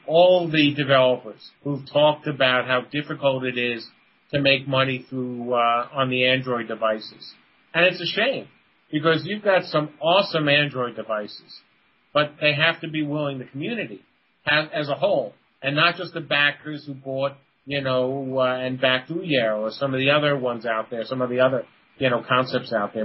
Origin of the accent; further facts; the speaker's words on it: New York City, New York, United States; moved away as an adult; now in Virginia, United States; I'm from the Bronx.